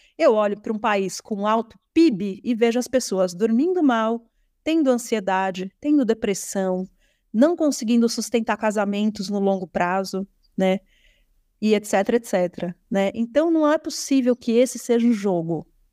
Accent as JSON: {"language": "Portuguese", "region": "São Paulo", "country": "Brazil", "tie": "born or raised there", "said": "eu Sou paulistana, nascida na cidade de São Paulo"}